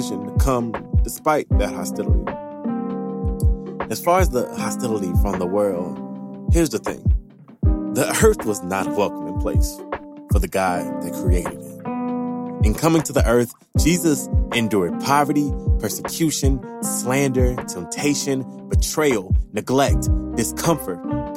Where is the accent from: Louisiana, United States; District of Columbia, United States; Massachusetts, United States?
Louisiana, United States; I am from Louisiana. I'm a southerner to the core